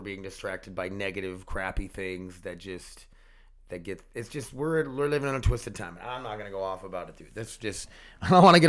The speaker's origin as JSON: {"language": "English", "region": "Connecticut", "country": "United States", "said": "I'm from Connecticut."}